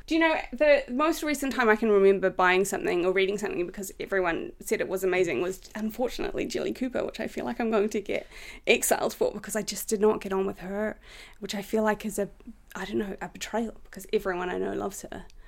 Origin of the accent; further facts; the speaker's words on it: New Zealand; moved away as an adult; now in United Kingdom; I'm from New Zealand.